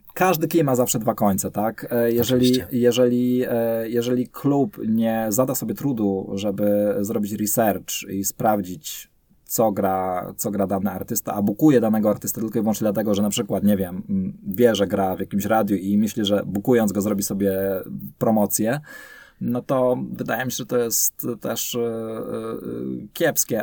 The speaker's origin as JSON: {"language": "Polish", "region": "Silesian Voivodeship", "country": "Poland", "tie": "born or raised there", "said": "Ja ogólnie się urodziłem, wychowałem na Śląsku"}